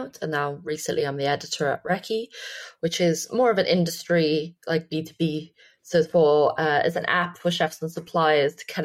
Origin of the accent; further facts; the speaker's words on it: Wales, United Kingdom; I grew up in the Chinese takeaway in Wales.